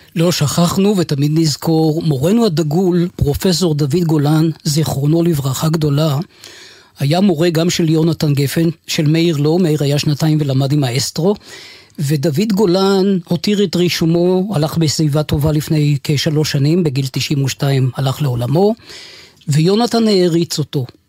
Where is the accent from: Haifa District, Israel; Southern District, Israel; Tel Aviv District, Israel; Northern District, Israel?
Northern District, Israel; Nahalal; נהלל שלי זה המון, היא חלק ממני ואולי כולי, אינני יודע. אהבה כואבת שכזו, שנולדתי בה